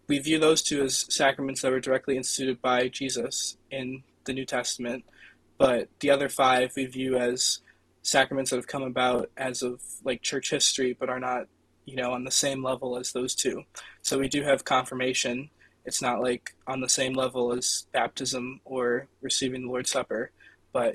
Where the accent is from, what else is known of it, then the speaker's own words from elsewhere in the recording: United States; growing up in America, I grew up in the Episcopal Church